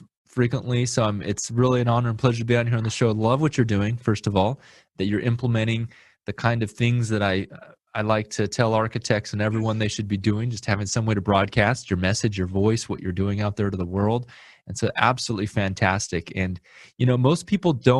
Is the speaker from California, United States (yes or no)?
yes; Lemoore, California, United States; moved away as an adult; also born or lived in Panama / Houston; now in Fresno, United States; I was raised in Lemoore, California